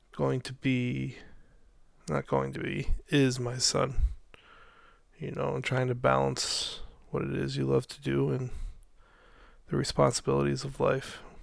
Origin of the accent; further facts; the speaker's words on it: Albany, New York, United States; Back here in my hometown of uh, Albany, New York